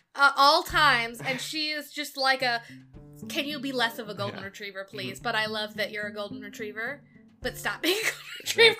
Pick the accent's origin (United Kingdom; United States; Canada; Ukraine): United States; Southern California; I grew up in Southern California.